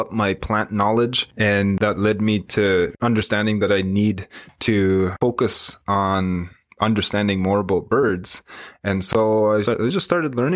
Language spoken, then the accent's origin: English; Wikwemikong, Ontario, Canada; I'm from Wiquemkong on Manitoulin Island. That's where I was born and raised